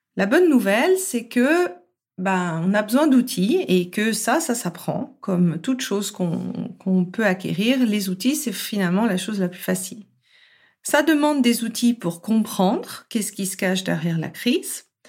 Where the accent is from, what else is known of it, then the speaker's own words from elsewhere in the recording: France; je suis française à la base